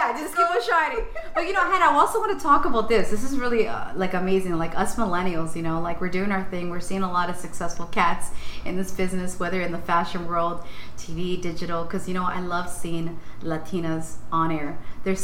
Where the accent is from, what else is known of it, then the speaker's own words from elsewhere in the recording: Ecuador; I'm just a girl that was raised on Glen Park. I'm a girl from Ecuador. I know where I'm from.